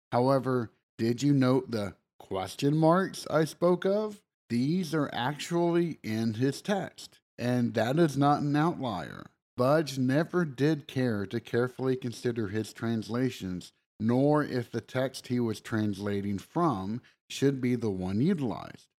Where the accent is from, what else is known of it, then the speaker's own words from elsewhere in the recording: the South, United States; accent: southern; my southern accent